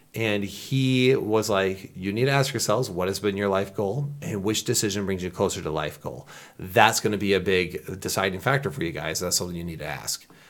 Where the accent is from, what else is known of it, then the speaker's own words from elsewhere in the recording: Michigan, United States; I'm from Michigan.